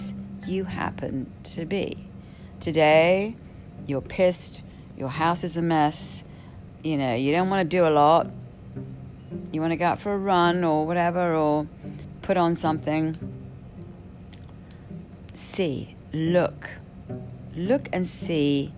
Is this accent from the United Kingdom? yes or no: yes; United Kingdom; I'm Brit